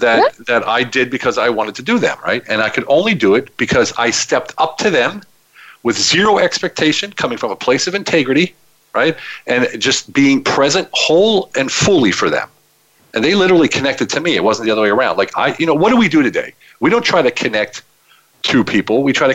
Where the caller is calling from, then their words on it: Budapest, Hungary; I'm calling from Budapest, Hungary, which is my choice location to live.